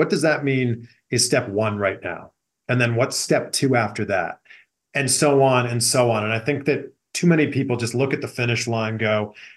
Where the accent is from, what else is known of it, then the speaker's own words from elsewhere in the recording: Pickering, Ontario, Canada; moved away as an adult; now in Los Angeles, United States; born and raised in Pickering, Ontario, Canada, now living in Los Angeles, California